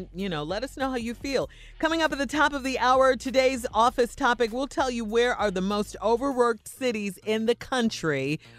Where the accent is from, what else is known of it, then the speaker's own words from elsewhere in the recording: Chicago, Illinois, United States; Chicago, my hometown.